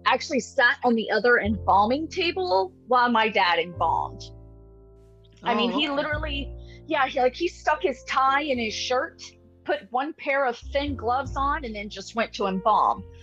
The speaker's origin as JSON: {"language": "English", "region": "Florida", "country": "United States", "tie": "born or raised there", "also_born_or_lived": "Alabama", "said": "I was actually born in Alabama, but I was raised in Florida for the past, 40 years."}